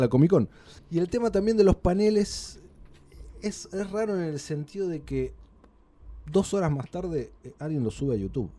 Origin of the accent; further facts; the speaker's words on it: Buenos Aires, Argentina; nos alimentamos eh, los porteños